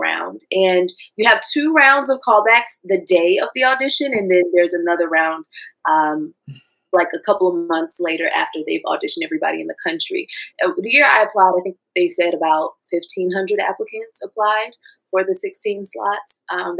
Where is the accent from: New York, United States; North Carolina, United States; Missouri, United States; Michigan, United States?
North Carolina, United States; Durham; moved away as an adult; also born or lived in Washington, D.C. / New Haven, Connecticut; growing up in Durham, always going to the, you know, basketball game